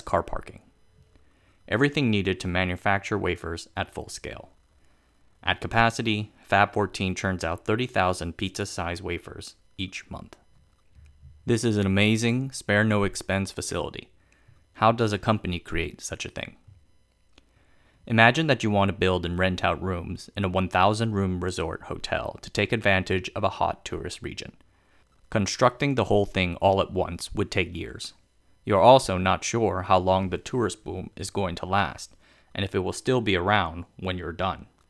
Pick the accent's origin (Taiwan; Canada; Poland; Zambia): Taiwan; Tainan; my hometown of Tainan.